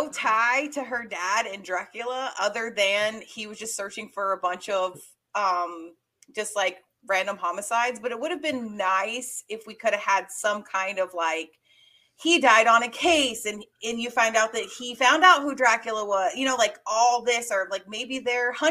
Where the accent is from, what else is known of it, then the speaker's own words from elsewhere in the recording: Georgia, United States; how many people ask me where I'm from because I don't have southern accent. And I was literally was born and raised in Georgia.